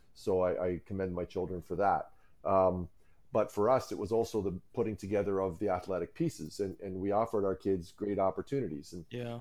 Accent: Cayuga, Ontario, Canada; as a kid, I grew up in Cayuga, Ontario, and that's where I am right now

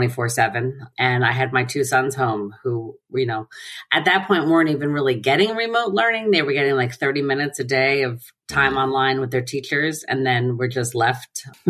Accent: New Rochelle, New York, United States; also born or lived in Pelham, New York; I grew up in New Rochelle, which is about 2 miles from where I currently live, next town over

